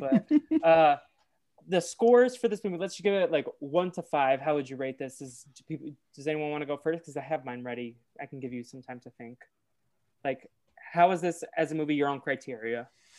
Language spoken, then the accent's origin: English; Boston, Massachusetts, United States; I say I'm from Boston, but I'm technically from like the suburbs of Boston.